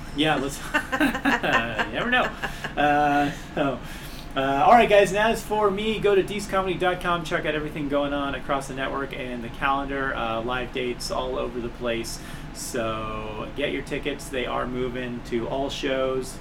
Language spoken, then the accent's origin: English; Los Angeles, California, United States; also born or lived in Long Beach, California / Montana; now in Spokane, United States; I grew up in South Central LA during the '80s